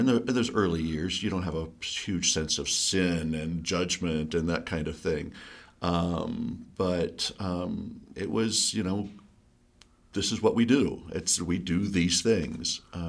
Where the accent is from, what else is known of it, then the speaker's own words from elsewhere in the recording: East Coast, United States; now in Colorado, United States; Yeah, so I love Colorado. I'm from the East Coast, but I'm so glad I found Colorado.